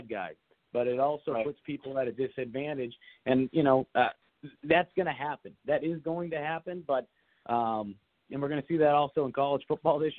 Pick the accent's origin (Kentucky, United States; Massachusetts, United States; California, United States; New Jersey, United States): Massachusetts, United States; moved away; I'm from Massachusetts